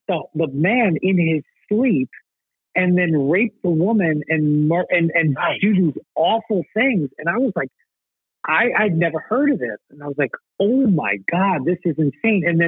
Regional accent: East Coast, United States; growing up in the East Coast, I didn't know much about it

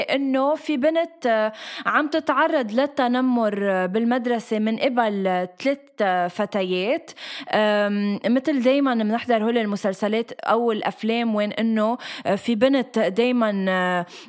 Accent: Lebanon; moved away as an adult; now in Dubai, United Arab Emirates

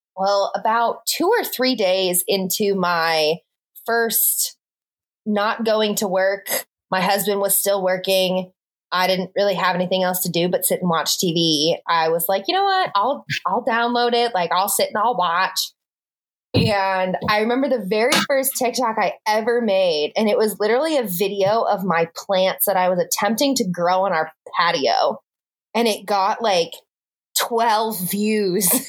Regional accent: Michigan, United States; moved away; my hometown back in Michigan

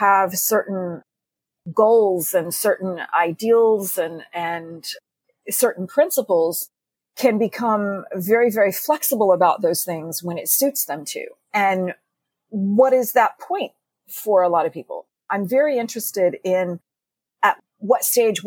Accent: Texas, United States; growing up in Texas

